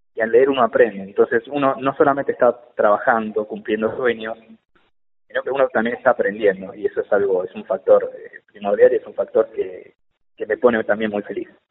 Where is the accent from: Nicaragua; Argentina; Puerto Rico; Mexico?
Argentina; yo soy argentino porque siempre me preguntan, cuando les cuento de qué se trata esta novela, me preguntan si soy colombiano y no, soy argentino.